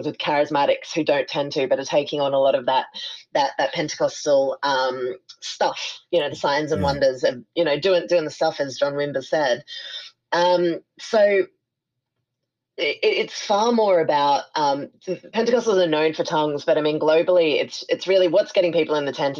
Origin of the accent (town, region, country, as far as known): Sydney, New South Wales, Australia; born or raised there; moved away as an adult; now in New Orleans, United States